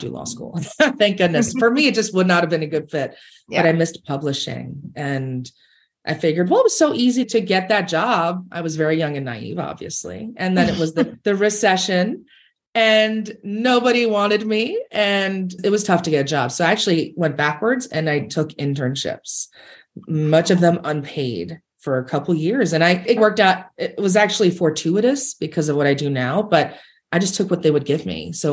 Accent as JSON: {"language": "English", "region": "New York", "country": "United States", "tie": "born or raised there", "said": "I grew up in New York"}